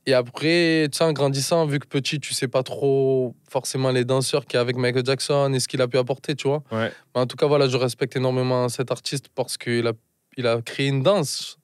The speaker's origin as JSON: {"language": "French", "town": "Marseille", "region": "Provence-Alpes-Côte d'Azur", "country": "France", "tie": "born or raised there", "said": "Je suis né à Marseille, j'ai grandi à Marseille"}